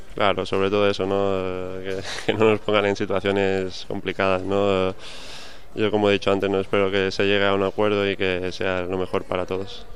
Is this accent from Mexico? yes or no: no; Mallorca, Balearic Islands, Spain; now in Valencia, Spain; el pabellón de, mi pueblo, ¿no? De, Mallorca